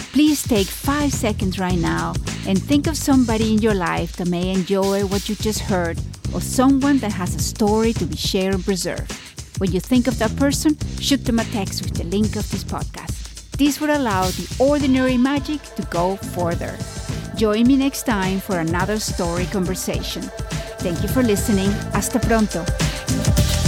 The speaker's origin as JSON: {"language": "English", "country": "Venezuela", "tie": "born or raised there", "also_born_or_lived": "Spain / Florida / Switzerland / London", "moved": "yes", "said": "I was born in Spain, grew up in Venezuela. I went to Florida, then I went to Switzerland and London and here"}